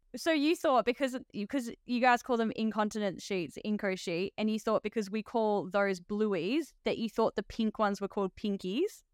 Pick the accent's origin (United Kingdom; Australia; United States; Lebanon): Australia; I'm actually an Aussie nurse